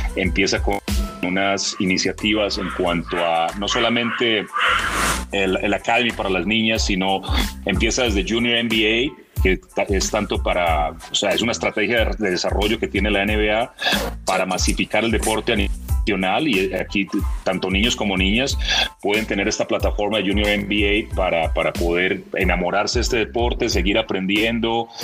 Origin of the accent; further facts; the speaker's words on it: Medellín, Antioquia, Colombia; moved away as an adult; also born or lived in Toronto, Canada; now in Mexico; Mis orígenes soy, soy de Medellín, eh, paisa